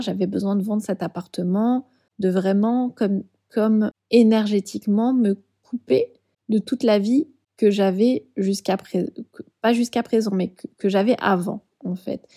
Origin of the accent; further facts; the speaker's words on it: Bordeaux, Nouvelle-Aquitaine, France; moved away as an adult; also born or lived in Paris / Île de Ré; je suis bordelaise, mais ça fait 11 ans que je vivais à Paris.